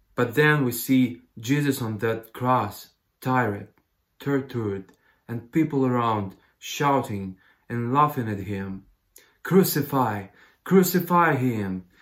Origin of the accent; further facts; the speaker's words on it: Ukraine; I'm from Ukraine. I'm worship leader at the Nazarene Church in Kiev